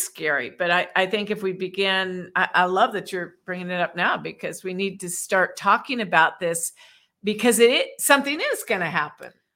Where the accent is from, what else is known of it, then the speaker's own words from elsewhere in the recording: Washington, District of Columbia, United States; I grew up in Washington, D C